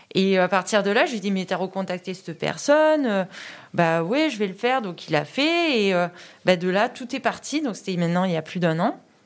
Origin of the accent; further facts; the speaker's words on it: Vaison-la-Romaine, Provence-Alpes-Côte d'Azur, France; also born or lived in Bédoin; je suis vauclusienne, moi, d'origine. J'habite Vaison, puisque je suis née là-bas